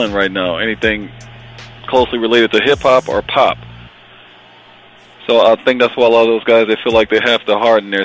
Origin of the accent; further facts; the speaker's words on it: New Orleans, Louisiana, United States; moved away as an adult; now in Atlanta, United States; I grew up in New Orleans